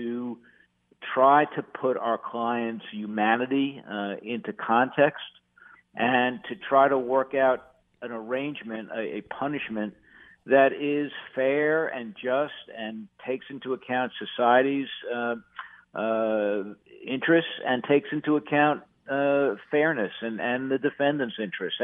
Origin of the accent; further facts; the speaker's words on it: New York, United States; moved away as an adult; now in North Carolina, United States; I was born in New York